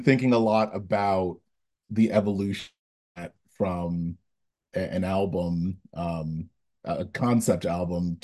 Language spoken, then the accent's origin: English; Hackensack, New Jersey, United States; I'm coming from Hackensack, New Jersey. I usually tell people when I'm out of the New York area that I'm from New York. And then when people ask what part of New York, I have to concede the New Jersey part.